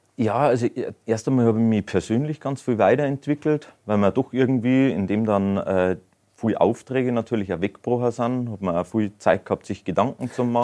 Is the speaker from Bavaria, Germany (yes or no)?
yes; Bavaria, Germany; bei uns in Bayern